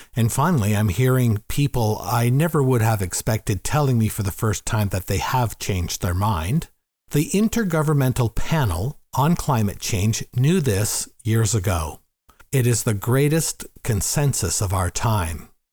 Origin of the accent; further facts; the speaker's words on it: Gravenhurst, Ontario, Canada; also born or lived in Toronto; my hometown, Gravenhurst